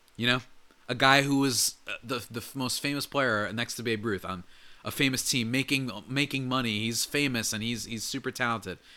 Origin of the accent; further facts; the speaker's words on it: New Jersey, United States; I grew up in New Jersey